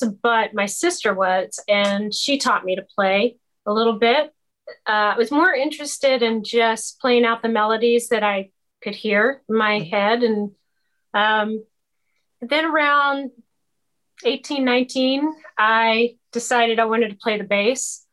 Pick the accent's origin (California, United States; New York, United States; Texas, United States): Texas, United States; Arlington; I was born in Arlington, Texas